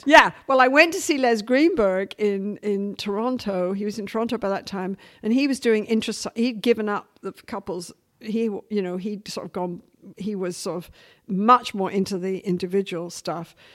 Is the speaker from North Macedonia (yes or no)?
no; England, United Kingdom; now in Vancouver, Canada; as an English working class woman